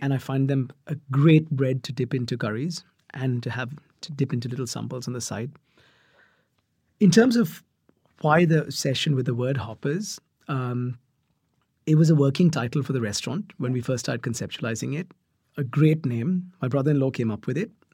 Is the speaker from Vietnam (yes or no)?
no; Mumbai, Maharashtra, India; I grew up in Mumbai